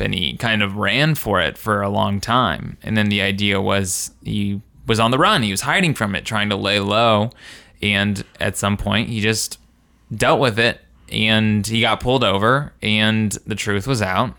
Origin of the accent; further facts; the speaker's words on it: Indiana, United States; kids in my, uh, in my hometown